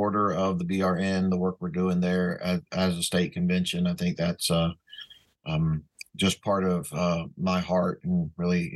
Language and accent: English; the South, United States; moved away; growing up in the South